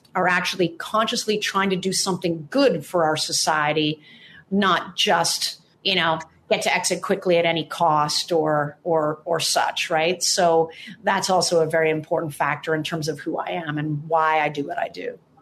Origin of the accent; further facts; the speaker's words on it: Toronto, Ontario, Canada; now in Santa Monica, United States; I'm originally from Toronto in Canada